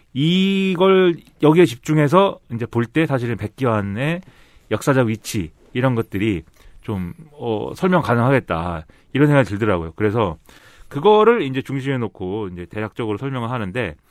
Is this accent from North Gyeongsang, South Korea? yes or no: no; Suwon, Gyeonggi Province, South Korea; now in Seoul, South Korea; 저 수원 출신인데 서울에 살잖아요.